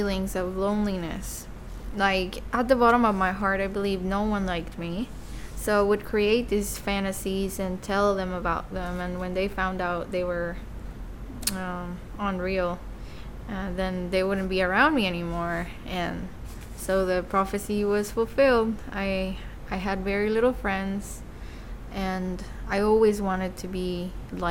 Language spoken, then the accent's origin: English; Mexico City, Mexico; moved away; I was born and raised in Mexico City, in a very loving alcoholic family.